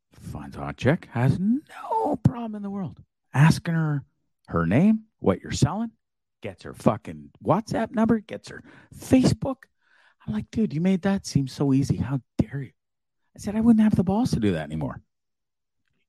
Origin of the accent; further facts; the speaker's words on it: Canada; moved away; I was born just after they got to Canada. I was not born in England